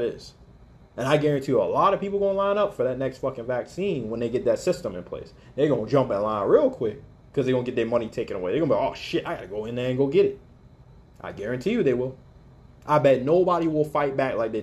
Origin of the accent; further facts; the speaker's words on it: Alaska, United States; I grew up in Alaska